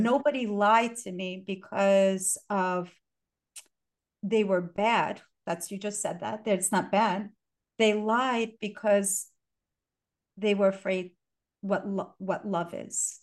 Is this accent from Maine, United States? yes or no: no; New York City, New York, United States; English is a second language; And I, English was my sixth language. And I was born here. I was born in Brooklyn